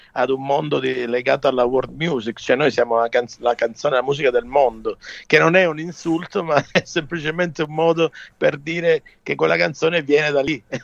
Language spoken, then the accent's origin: Italian; Calabria, Italy; sono un calabrese, guardo il Mediterraneo e canto nella mia lingua